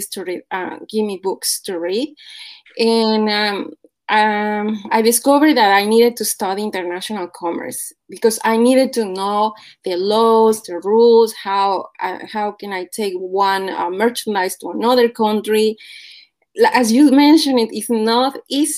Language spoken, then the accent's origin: English; Puebla, Mexico; moved away; I am from Mexico, from Puebla specifically.